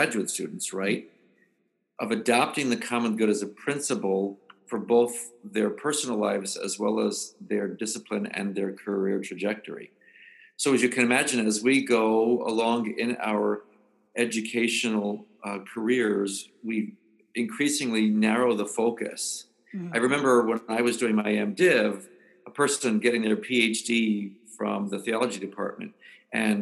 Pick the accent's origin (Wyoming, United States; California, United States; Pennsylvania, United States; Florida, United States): Florida, United States; South; moved away as an adult; also born or lived in Chicago; I'm from South Florida and I was as an adult in Chicago as an adopted hometown